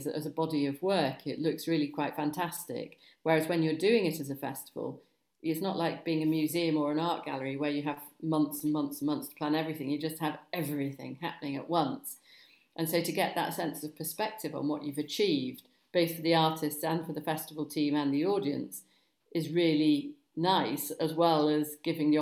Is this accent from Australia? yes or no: no; Chester, North West England, United Kingdom; I'm actually from Cheshire originally. So I came, you know, Manchester area, Chester, went to school in Chester